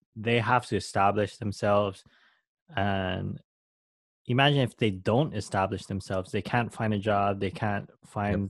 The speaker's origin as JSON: {"language": "English", "region": "Hawaii", "country": "United States", "tie": "born or raised there", "said": "I'm Filipino mm. by blood, but I was born in Hawaii"}